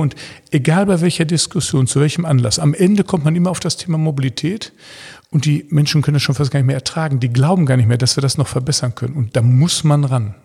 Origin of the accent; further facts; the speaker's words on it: Ruhr area, North Rhine-Westphalia, Germany; Aber meine Heimat, das Ruhrgebiet, liegt mir sehr am Herzen.